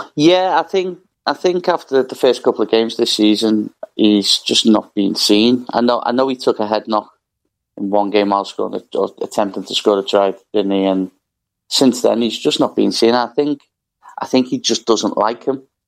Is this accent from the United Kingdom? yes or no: yes; Liverpool, North West England, United Kingdom; growing up in Liverpool